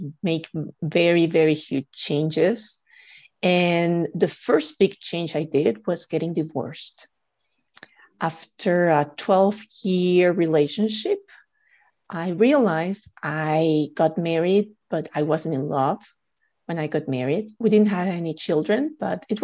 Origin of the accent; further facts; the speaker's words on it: Guatemala; moved away; I'm originally from Guatemala